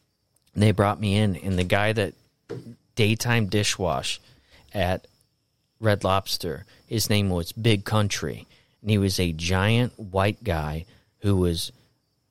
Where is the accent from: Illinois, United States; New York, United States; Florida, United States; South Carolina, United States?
Florida, United States; And I grew up in Florida.